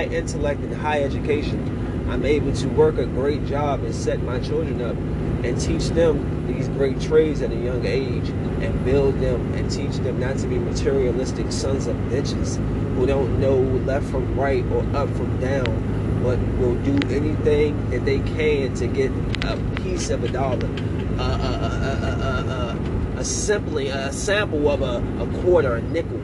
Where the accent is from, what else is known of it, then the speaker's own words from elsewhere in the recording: Bowie, Maryland, United States; moved away; I'm from the suburbs. I'm from Bowie, Maryland.